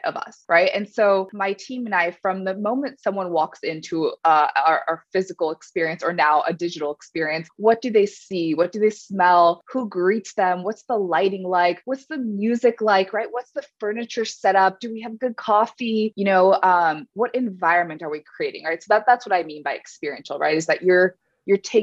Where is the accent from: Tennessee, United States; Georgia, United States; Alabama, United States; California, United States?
California, United States; I grew up in California